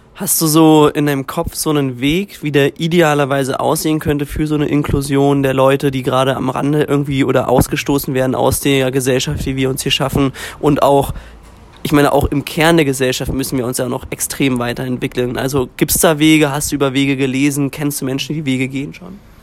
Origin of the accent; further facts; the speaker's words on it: Germany; als Deutscher